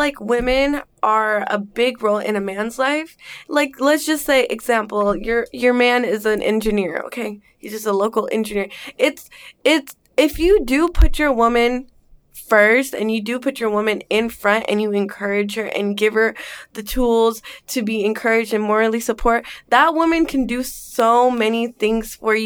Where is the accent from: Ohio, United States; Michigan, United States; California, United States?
California, United States; Bay Area, Northern; also born or lived in Englewood, New Jersey; now in Los Angeles, United States; I grew up in Northern California. I am from the Bay Area.